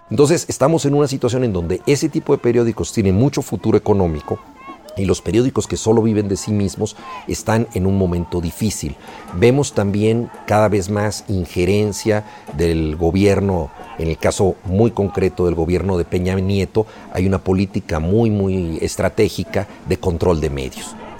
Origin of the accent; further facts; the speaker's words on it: Mexico; la mayoría de los mexicanos